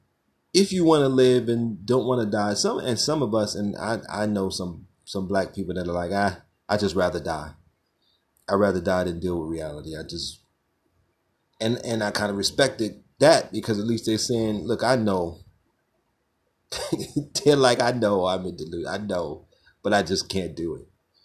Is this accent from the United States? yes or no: yes; Brownsville, United States; as a child growing up in Brownsville